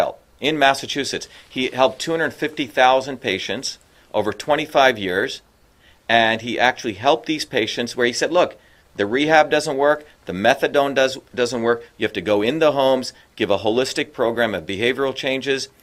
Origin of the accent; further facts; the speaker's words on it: India; now in United States; when I was growing up in India, my grandmother's a poor farmer